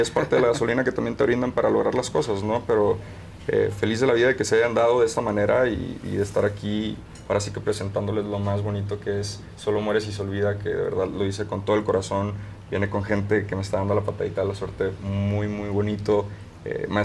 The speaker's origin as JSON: {"language": "Spanish", "region": "Sonora", "country": "Mexico", "tie": "born or raised there", "also_born_or_lived": "San Francisco, California, United States"}